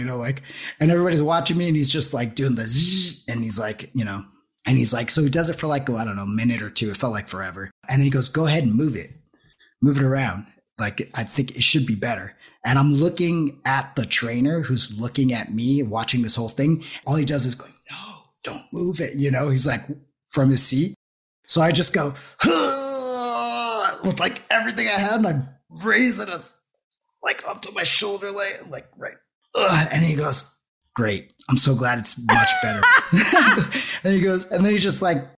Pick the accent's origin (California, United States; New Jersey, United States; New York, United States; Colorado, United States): California, United States; Los Angeles; I was born in Los Angeles